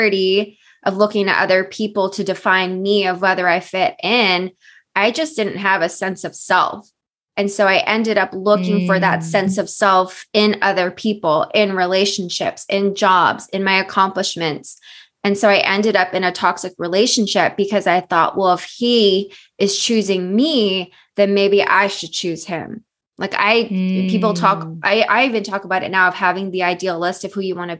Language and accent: English; Bay Area, California, United States; also born or lived in San Diego; I'm from the Bay Area